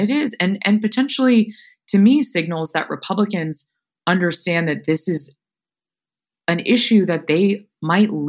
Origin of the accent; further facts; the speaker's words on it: Florida, United States; my home state of Florida